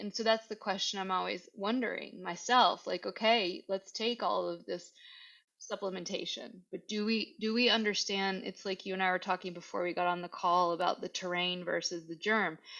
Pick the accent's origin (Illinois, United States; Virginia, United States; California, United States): Virginia, United States; I'm from Virginia. I I like to use what I can that's around here and that my ancestors had